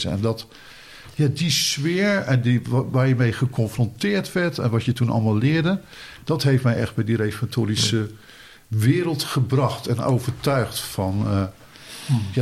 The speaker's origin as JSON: {"language": "Dutch", "town": "Boskoop", "region": "South Holland", "country": "Netherlands", "tie": "born or raised there", "said": "ik ben dus opgegroeid eh, in Boskoop."}